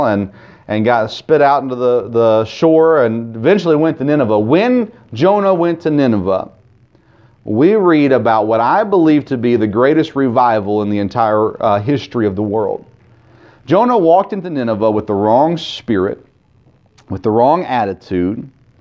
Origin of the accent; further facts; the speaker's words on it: Tennessee, United States; growing up in Tennessee